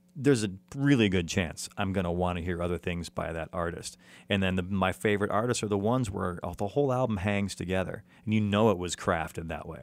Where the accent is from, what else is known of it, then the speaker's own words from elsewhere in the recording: Chicago, Illinois, United States; now in Los Angeles, United States; Chicago, which is my hometown